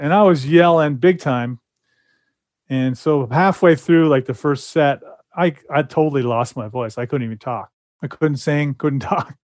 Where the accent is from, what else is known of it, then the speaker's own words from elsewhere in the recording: California, United States; I grew up in California, so that's how they talked